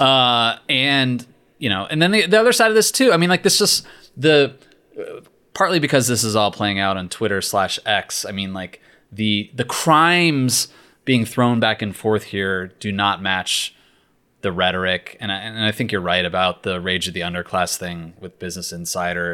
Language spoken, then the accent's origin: English; Richmond, Virginia, United States; When I was growing up in Richmond